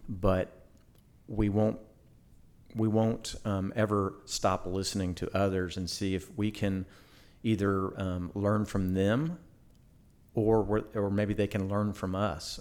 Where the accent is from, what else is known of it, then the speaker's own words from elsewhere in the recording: Houston, Texas, United States; also born or lived in League City; I grew up in Houston, Southwest Houston